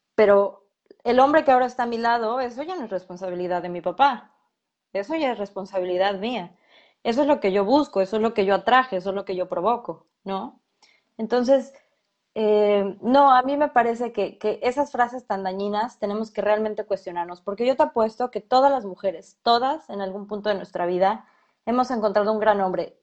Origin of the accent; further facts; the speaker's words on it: Mexico; aquí en México somos diferentes